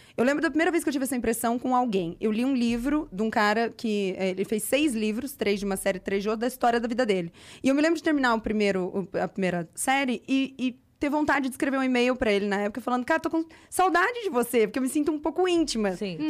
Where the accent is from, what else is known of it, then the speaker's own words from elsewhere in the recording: São José do Rio Preto, São Paulo, Brazil; moved away; eu fui pra Rio Preto, que eu sou de Rio Preto, fui visitar minha família